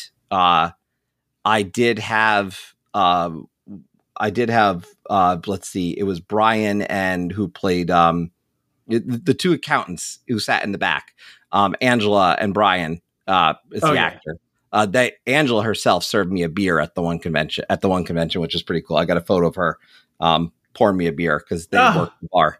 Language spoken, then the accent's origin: English; New York, United States; also born or lived in Scranton; I'm originally from New York though. If you ask me, I'm a New Yorker. I'm from New York State, born in and around the New York City metro area.